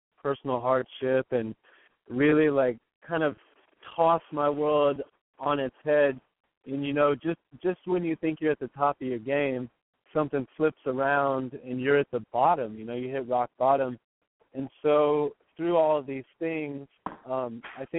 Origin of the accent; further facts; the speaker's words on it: Nashville, Tennessee, United States; I grew up in Nashville, you know, it's a little more conservative